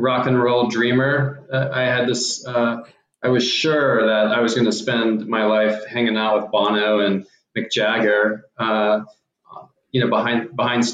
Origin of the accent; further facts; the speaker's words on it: Houston, Texas, United States; we're from Houston as well